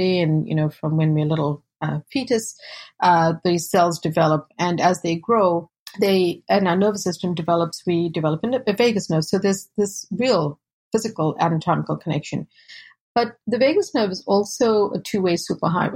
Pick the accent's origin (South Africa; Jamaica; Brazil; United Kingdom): South Africa; now in United States; I was born and raised in South Africa to South Asian parents and fourth generation